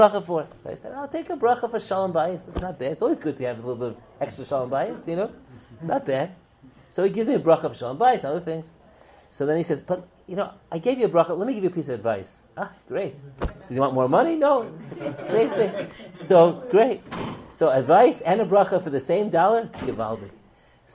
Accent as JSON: {"language": "English", "town": "New York City", "region": "New York", "country": "United States", "tie": "born or raised there", "said": "I was growing up in Kew Gardens Hills, New York"}